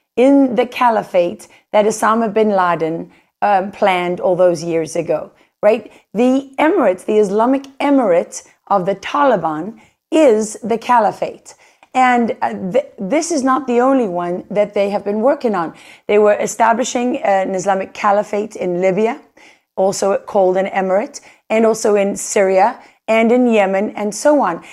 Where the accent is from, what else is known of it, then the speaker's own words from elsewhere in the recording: South Africa; moved away as an adult; now in United States; a white South African growing up in a country